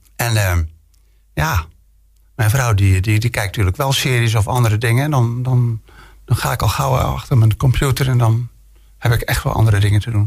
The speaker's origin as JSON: {"language": "Dutch", "region": "Friesland", "country": "Netherlands", "tie": "born or raised there", "moved": "yes", "lives_now": "Bergen op Zoom, Netherlands", "said": "ik ben geboren in Friesland"}